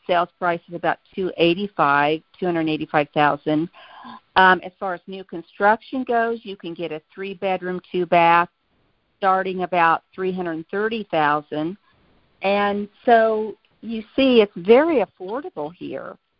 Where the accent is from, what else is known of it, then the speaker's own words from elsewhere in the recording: Kansas, United States; moved away as an adult; now in Tucson, United States; I'm a native from Kansas